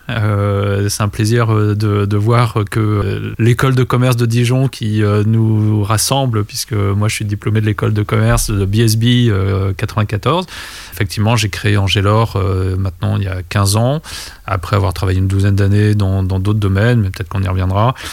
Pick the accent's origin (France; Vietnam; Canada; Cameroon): Vietnam; born there; mais moi en fait je suis né au Vietnam, j'ai été adopté par euh, cette famille française.